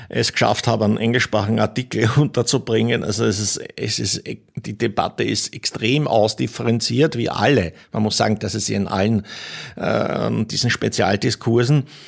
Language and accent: German; Pinzgau, Salzburg, Austria; ich komme selber aus dem Pinsker